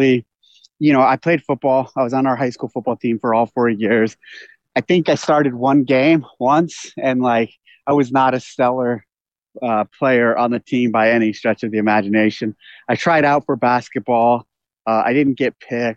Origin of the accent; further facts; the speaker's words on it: Aromas, California, United States; also born or lived in San Jose, California; I was born in San Jose, California, and I grew up there until I was about second grade. And then from that point, we moved down to Aromas, to this ranch. And we moved to this property. And this is where I grew up with my brother.